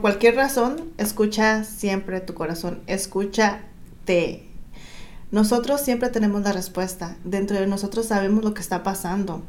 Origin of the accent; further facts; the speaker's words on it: Guerrero, Mexico; now in Southern California, United States; yo soy del estado de Guerrero